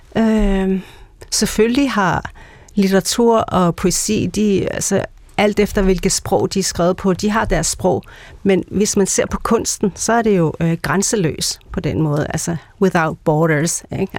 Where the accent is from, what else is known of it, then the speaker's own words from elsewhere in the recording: Greenland; jeg er grønlænder, jeg kommer fra Grønland